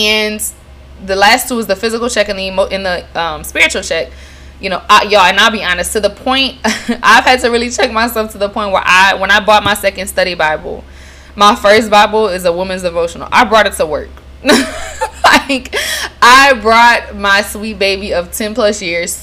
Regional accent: Lafayette, Louisiana, United States; now in New Orleans, United States; my hometown, Lafayette, Louisiana

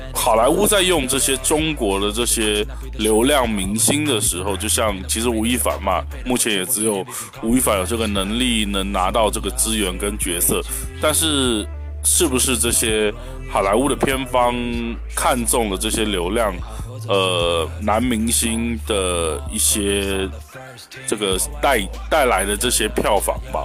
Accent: Taiwan; 我是来自，呃，美丽宝岛台湾的…

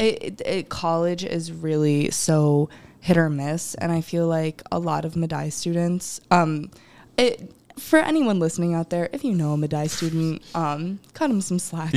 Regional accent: Rochester, New York, United States; I'm originally from Rochester.

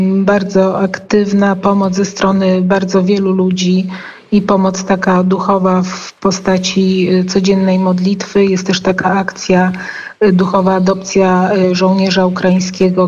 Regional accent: Poland; jesteśmy z Polski

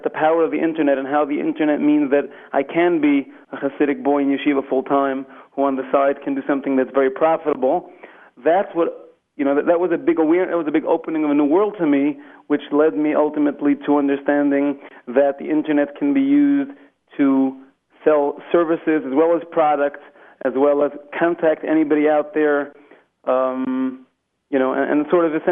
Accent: New York City, New York, United States; I grew up in Flatbush

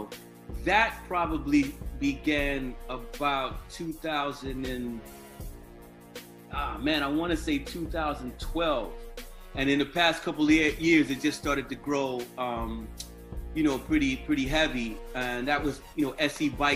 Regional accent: Wilmington, Delaware, United States; now in Philadelphia, United States; I'm originally from Wilmington, Delaware. So I moved to Philly in 1998

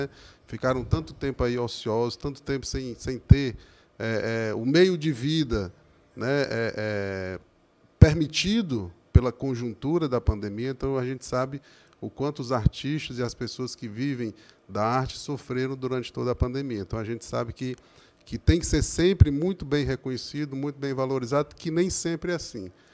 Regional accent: Crateús, Ceará, Brazil; now in Horizonte, Brazil; quando eu era um moleque, lá em Crateus, eu sou natural de Crateus

